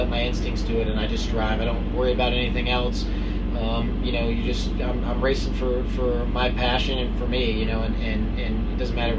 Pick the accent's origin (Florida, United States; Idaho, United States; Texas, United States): Texas, United States; Houston; moved away; also born or lived in California; I grew up in Houston